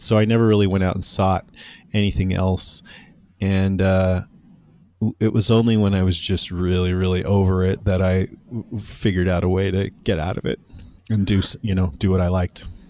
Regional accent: Modesto, California, United States; I grew up in Modesto, which is in Central California

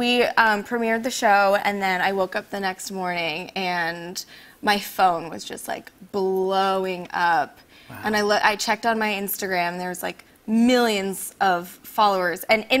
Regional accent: Washington, United States; also born or lived in Vietnam / Chicago; So my parents brought me to Chicago and then to Washington State, where I lived on Whidbey Island, which I don't know if you're familiar with it, but Whidbey Island is a farm island.

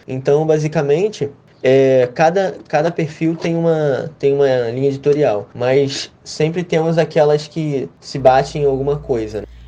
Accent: Rio de Janeiro, Brazil; eu tenho 20 anos, sou do Rio de Janeiro.

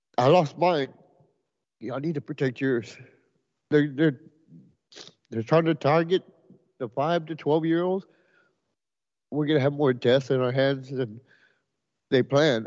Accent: Edinburg, Texas, United States; I'm from Edinburgh, Texas

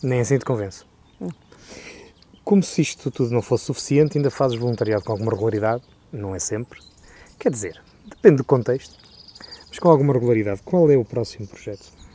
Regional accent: Pinhão, Norte, Portugal; Eu nasci no Pinhão, segundo a minha identidade

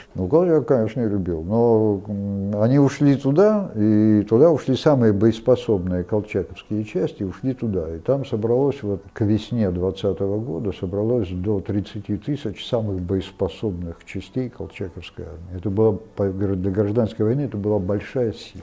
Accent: Perm, Perm Krai, Russia; moved away; also born or lived in Transbaikalia; Я родом из Перми

